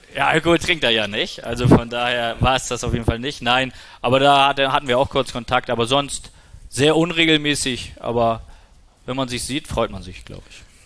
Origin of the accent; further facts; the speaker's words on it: Kiel, Schleswig-Holstein, Germany; bei uns in Kiel